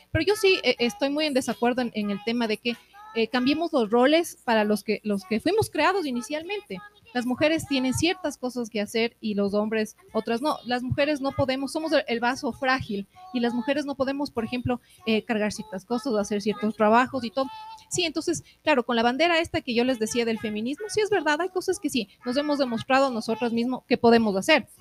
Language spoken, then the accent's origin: Spanish; Ecuador; somos todos ecuatorianos, estamos dentro de un país